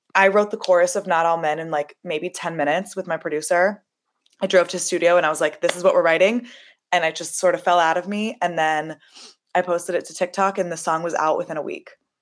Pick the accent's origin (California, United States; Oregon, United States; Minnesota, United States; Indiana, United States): California, United States; Los Angeles; I'm from Los Angeles, which is a very accepting, loving place